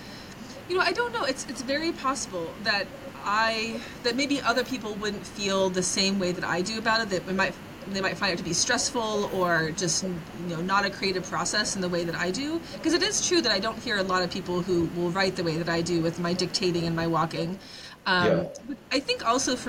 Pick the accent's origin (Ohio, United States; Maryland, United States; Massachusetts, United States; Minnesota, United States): Ohio, United States; Coshocton; growing up in Coshocton, which, you know, I love the town, but it was a very small place